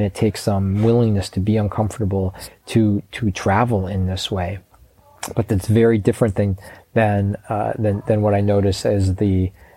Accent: Chicago, Illinois, United States; I grew up in Chicago

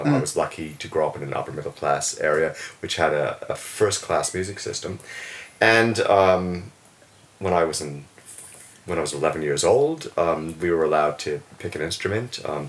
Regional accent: New Jersey, United States; moved away as an adult; now in Wellington, New Zealand; I grew up in the New York metropolitan area in New Jersey

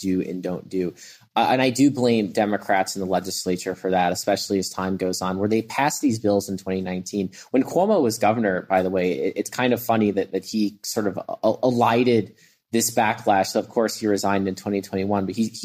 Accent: New York City, New York, United States; also born or lived in Long Island; I grew up in Brooklyn. I still live in Brooklyn

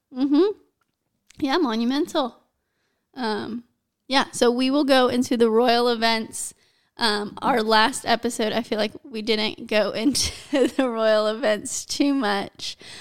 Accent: United States; I'm American, and we live in the U S

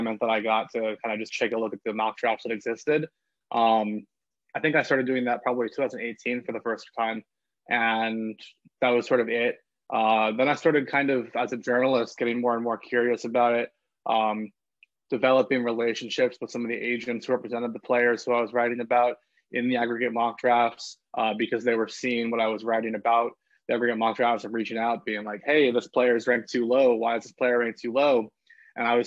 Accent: Los Angeles, California, United States; also born or lived in Oregon; I'm from Los Angeles

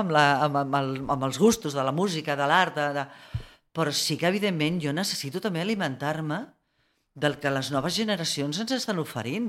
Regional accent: Barcelona, Catalonia, Spain; jo com a barcelonina

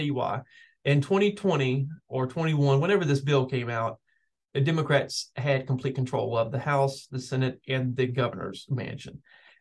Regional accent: Glenmore, Virginia, United States; I grew up in Glenmore, which is right near that community.

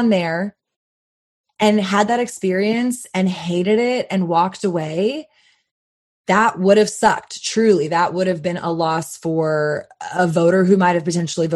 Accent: Texas, United States; as a Texan

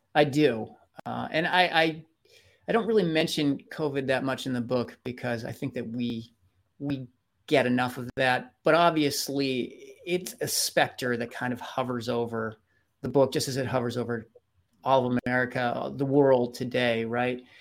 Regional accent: Bedford, Massachusetts, United States; moved away; my hometown, where, where I actually have family members who are interred

